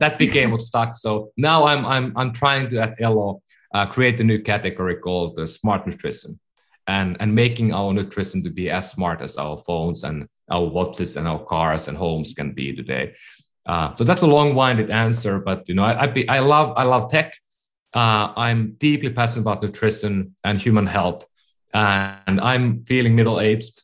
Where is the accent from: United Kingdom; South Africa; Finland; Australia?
Finland; English is a second language; moved away as an adult; now in California, United States; I'm from Finland. That's why I speak at times funny. I've been living in California for 15 years